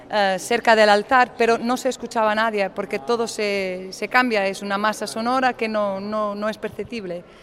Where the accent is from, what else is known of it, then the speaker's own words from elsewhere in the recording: Porto, Norte, Portugal; Spanish is a second language; Sí, es que somos de Oporto, eh, somos del norte de Portugal, eh, ahí nos conocimos en el mundo de Fado y aquí estamos, juntas, haciendo música.